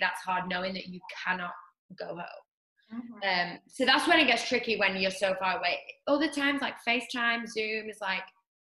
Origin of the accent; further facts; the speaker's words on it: North West England, United Kingdom; now in Los Angeles, United States; Like underneath Manchester. Okay. So I'm north.